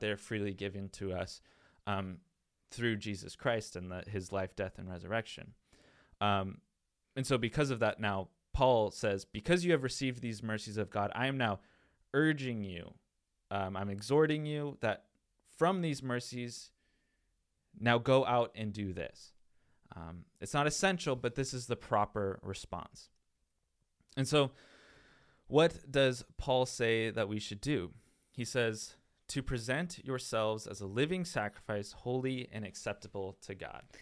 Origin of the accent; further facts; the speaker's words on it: Tacoma, Washington, United States; now in Winter Haven, United States; I am from Tacoma, Washington, and so by going to the Bronx, New York, I was literally going to the opposite side of the country, about as, as far away as you can be from, from our hometown